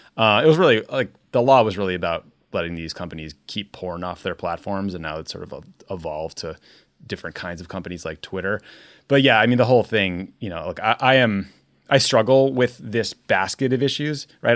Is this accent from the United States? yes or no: yes; United States; as an American in the Trump era